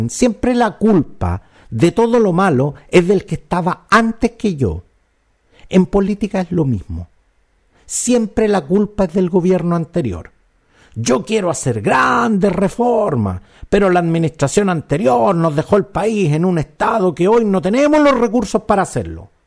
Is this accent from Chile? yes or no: yes; Chile; Los chilenos somos súper buenos para echarle la culpa al empedrado. Lo digo yo que soy chileno y desde donde también me incluyo en esta crítica.